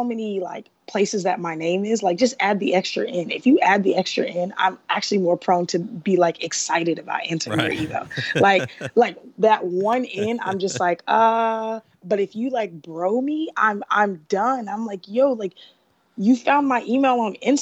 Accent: Atlanta, Georgia, United States; I'm from Atlanta.

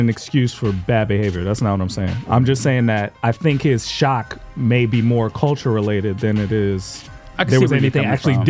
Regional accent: South Florida, United States; my family's from Jamaica. I grew up in South Florida.

